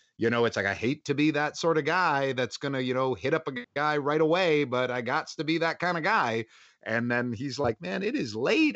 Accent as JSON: {"language": "English", "town": "Toronto", "region": "Ontario", "country": "Canada", "said": "I'm from Toronto"}